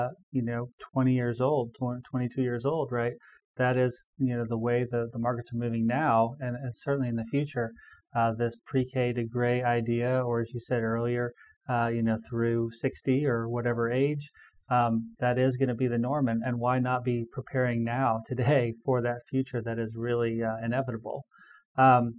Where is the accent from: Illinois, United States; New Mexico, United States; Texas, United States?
Illinois, United States; Effingham; moved away; I'm originally from Effingham, Illinois, just a few hours south of Springfield, and a graduating class of about 200